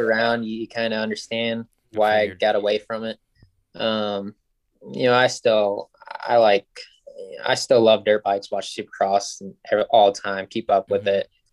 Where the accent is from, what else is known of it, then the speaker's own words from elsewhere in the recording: Ohio, United States; also born or lived in Lynchburg, Virginia / Michigan; I grew up in Ohio